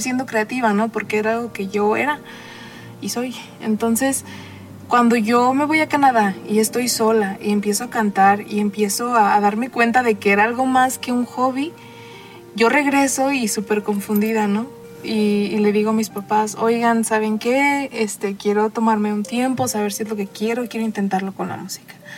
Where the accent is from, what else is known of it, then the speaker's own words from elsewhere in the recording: Arandas, Jalisco, Mexico; moved away; also born or lived in León, Guanajuato / London / Puerto Vallarta; mi pueblo se escucha la banda